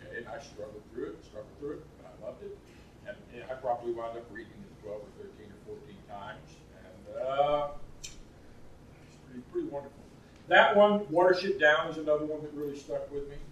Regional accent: St. Louis, Missouri, United States; moved away; I grew up in St. Louis part of the time

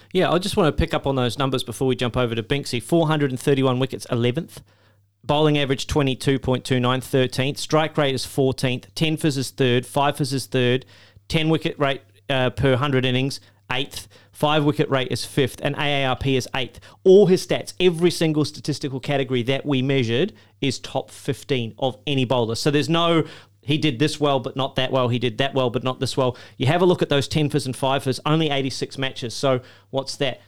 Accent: Australia; as an Australian.

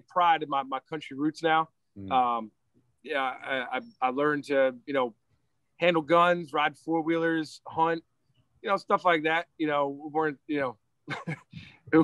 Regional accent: Reston, Virginia, United States; also born or lived in Loudoun County, Virginia; I was born and raised in Reston, Virginia

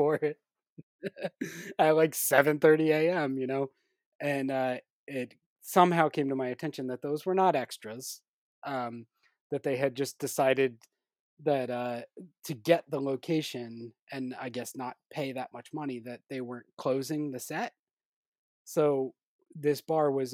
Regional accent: New Jersey, United States; also born or lived in New York; New Jersey, my home state

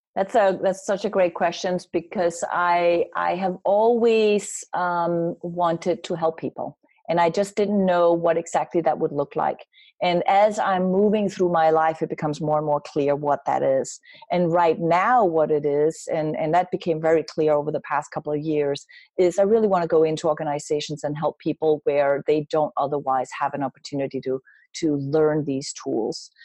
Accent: Denmark; moved away; I grew up in Denmark

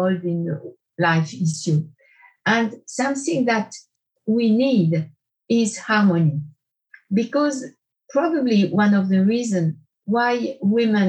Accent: Porrentruy, Jura, Switzerland; also born or lived in France; in Porrentruy, where I grew up

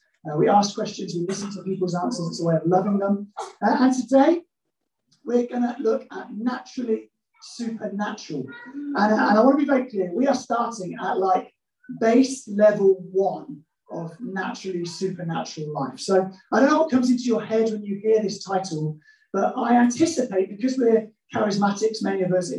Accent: Midlands, United Kingdom; because I'm from the Midlands

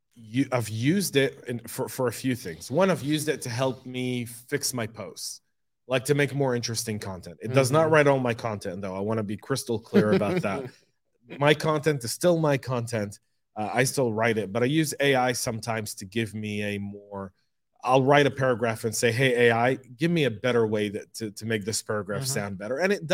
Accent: Denver, Colorado, United States; I grew up in Denver. You know, I did like a good part of my life in Denver.

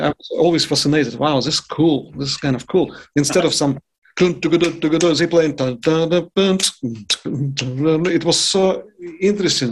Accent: Yaroslavl, Yaroslavl Oblast, Russia; English is a second language; moved away as an adult; also born or lived in Moscow, Russia / New York, United States; now in Vicenza, Italy; once I transferred myself to Moscow from my hometown Yaroslavl

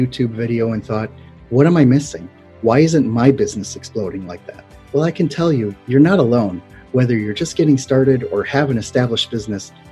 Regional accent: Milwaukee, Wisconsin, United States; accent: Midwestern Milwaukee-based; also born or lived in Mexico City; my Midwestern Milwaukee-based, you know, accent

